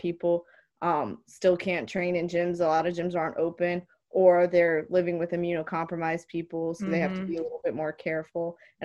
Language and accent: English; Miami, Florida, United States; moved away as an adult; growing up in Miami